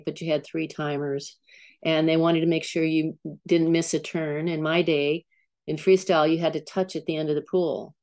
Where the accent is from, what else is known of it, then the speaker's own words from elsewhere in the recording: San Diego, California, United States; also born or lived in San Francisco / Lafayette; I grew up in San Diego, and my father used to take me into the ocean when I was a toddler. And then we moved to San Francisco